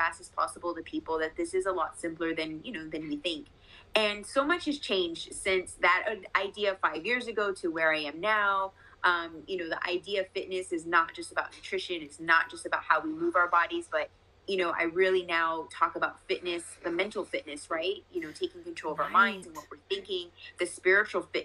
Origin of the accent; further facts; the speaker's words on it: Las Vegas, Nevada, United States; So I am born and raised in Las Vegas, still my home.